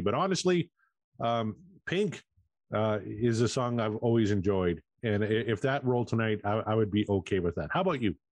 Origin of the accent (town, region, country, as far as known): Canada